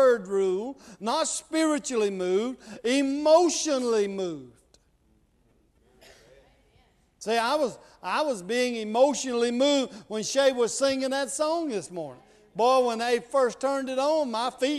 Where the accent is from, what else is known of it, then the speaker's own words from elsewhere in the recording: Mississippi, United States; I'm from Mississippi